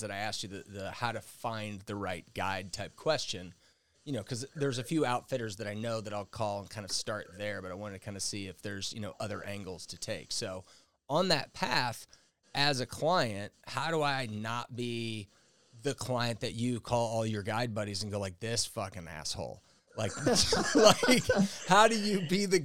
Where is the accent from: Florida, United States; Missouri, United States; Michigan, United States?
Missouri, United States; St. Louis; my parents and I grew up here in St. Louis.